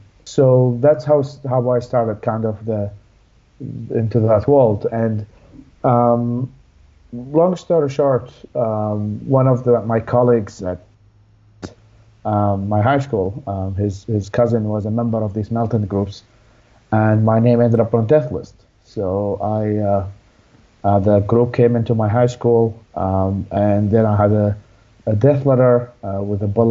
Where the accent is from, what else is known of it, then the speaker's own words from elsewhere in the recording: Baghdad, Baghdad Governorate, Iraq; also born or lived in Babylon, Iraq; so I was born in Babylon, Iraq, but I was raised in Baghdad, the capital.